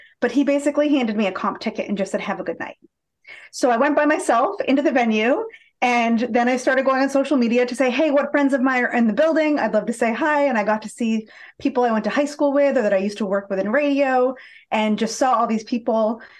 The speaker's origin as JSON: {"language": "English", "town": "Boston", "region": "Massachusetts", "country": "United States", "tie": "born or raised there", "accent": "Boston", "said": "I'm just right outside of Boston. So born nice. And bred. I like to joke, you only get my Boston accent after a few cocktails."}